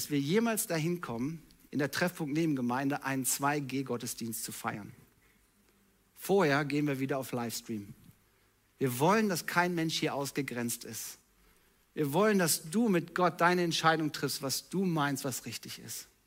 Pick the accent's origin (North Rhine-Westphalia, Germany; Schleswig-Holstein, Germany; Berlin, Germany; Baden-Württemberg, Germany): North Rhine-Westphalia, Germany; Ich bin halt so. Ich komme aus dem Ruhrpott.